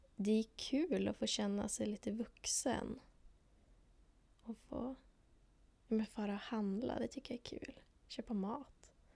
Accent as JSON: {"language": "Swedish", "town": "Lycksele", "region": "Västerbotten County", "country": "Sweden", "moved": "as an adult", "lives_now": "Umeå, Sweden", "said": "Jag kommer från Lycksele. Jag har bott här i Umeå"}